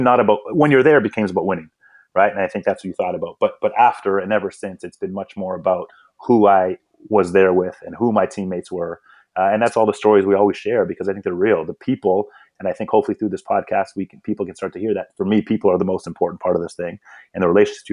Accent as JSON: {"language": "English", "country": "Canada", "tie": "born or raised there", "also_born_or_lived": "Eswatini", "said": "I came to Canada as a very young child, probably 3 or 4, I think, at the time, and began my sort of Canadian upbringing"}